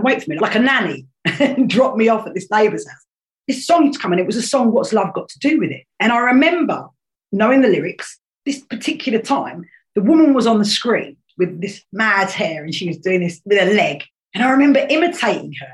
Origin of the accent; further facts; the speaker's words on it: Canterbury, South East England, United Kingdom; also born or lived in Bromley, London; I was born in the London borough of Bromley. Lovely, lovely area. I went to a Catholic school, all girls school, and then my parents shipped us out 2 hours opposite direction into Canterbury.